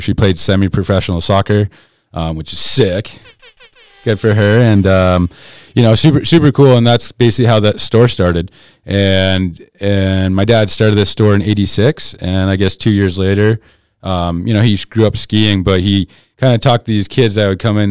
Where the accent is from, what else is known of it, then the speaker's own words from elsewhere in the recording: Keene, New Hampshire, United States; moved away as an adult; now in Colorado, United States; I grew up in Keene, New Hampshire originally.